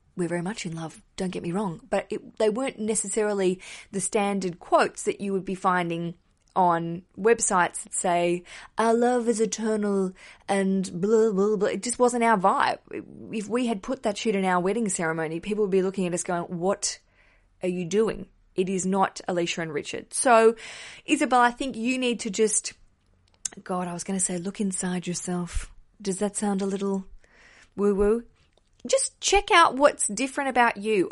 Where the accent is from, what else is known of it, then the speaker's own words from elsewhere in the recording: Australia; accent: Australian; now in London, United Kingdom; hear my accent and go, "Oh, Australian